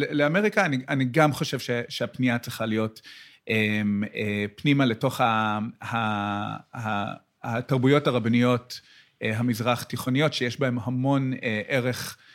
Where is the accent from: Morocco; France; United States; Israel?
United States; Hebrew is a second language; גם אני, גם אני בא מאמריקה